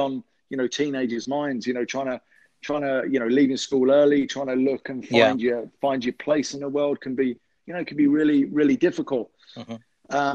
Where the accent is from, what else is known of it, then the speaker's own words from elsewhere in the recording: London, United Kingdom; I'm from London, England. I grew up in an area of West London, Ealing